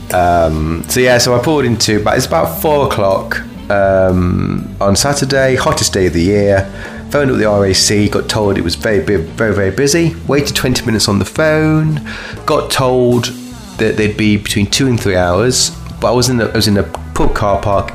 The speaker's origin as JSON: {"language": "English", "town": "Kirkby", "country": "United Kingdom", "said": "I'm from Kirkby"}